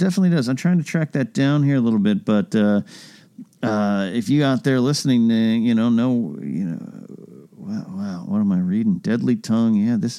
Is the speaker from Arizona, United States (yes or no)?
no; near Pismo Beach, California, United States; I grew up near Pismo Beach where we had sand dunes and we'd go play on them.